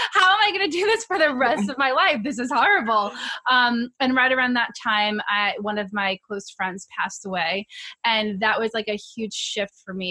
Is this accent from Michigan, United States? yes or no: no; New York City, New York, United States; I'm from New York, na- native New Yorker